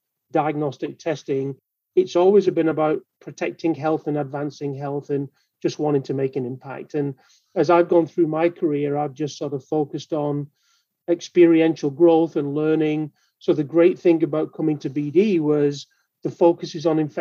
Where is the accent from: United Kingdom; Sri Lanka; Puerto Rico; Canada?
United Kingdom; Manchester, North West England; moved away as an adult; now in Baltimore, United States; I'm here in Baltimore, Maryland now, but you'll detect from my accent that I'm not a native Baltimorean. Right? So I'm from Manchester in the UK